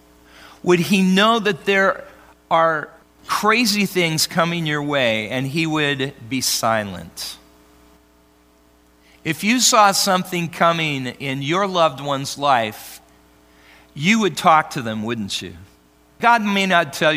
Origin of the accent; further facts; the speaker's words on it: Oregon, United States; now in Arizona, United States; I'm from Oregon